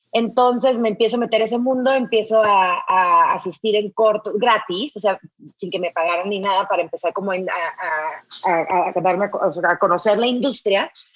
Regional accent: Sinaloa, Mexico; moved away; soy norteña, soy de Sinaloa, vengo de una familia de mujeres

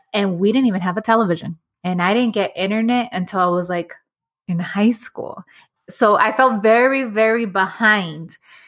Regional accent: Los Angeles, California, United States; I grew up in Los Angeles. I grew up in Echo Park.

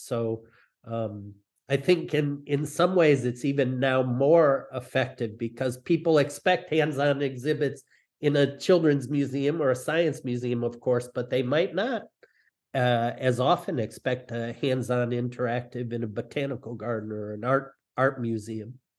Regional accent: Detroit, Michigan, United States; I grew up in Detroit

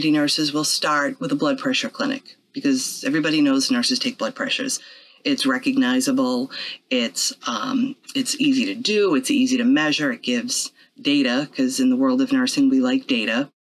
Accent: Quincy, Massachusetts, United States; I'm from Quincy originally. I grew up in the Blessed Sacrament Parish. I went to Archbishop Williams High School.

